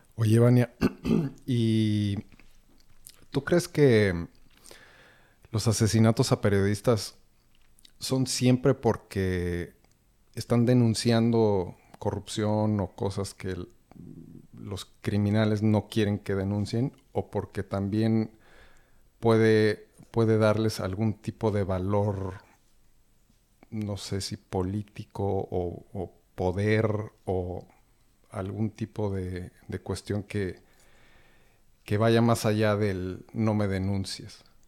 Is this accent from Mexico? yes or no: yes; Mexico; now in Berlin, Germany; estamos tres que somos mexicanos, que llevamos mucho tiempo viviendo fuera en este país